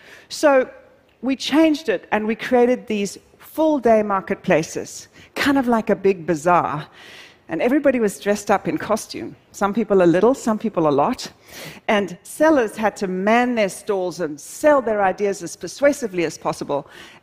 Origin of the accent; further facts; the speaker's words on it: South Africa; I'm originally South African, and I'm deeply passionate about wildlife conservation